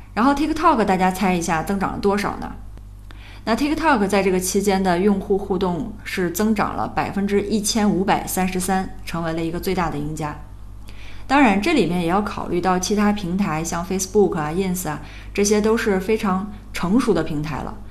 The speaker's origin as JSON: {"language": "Chinese", "country": "China", "said": "但其实这些方法呢也并不完全适用我们中国人"}